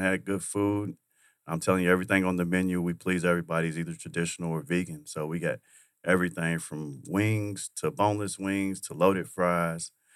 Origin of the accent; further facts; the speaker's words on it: Kentucky, United States; moved away; I'm from Kentucky.